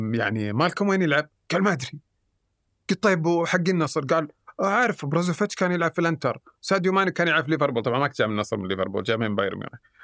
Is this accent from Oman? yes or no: no; Saudi Arabia; احنا كسعوديين